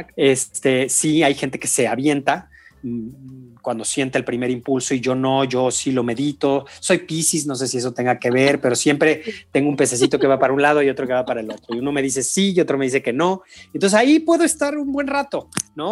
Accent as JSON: {"language": "Spanish", "region": "San Luis Potosí", "country": "Mexico", "said": "Yo soy de San Luis Potosí"}